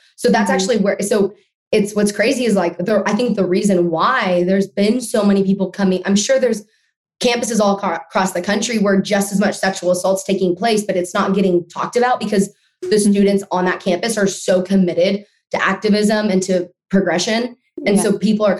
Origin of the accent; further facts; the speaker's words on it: Austin, Texas, United States; I was born in Austin, Texas. I still live here.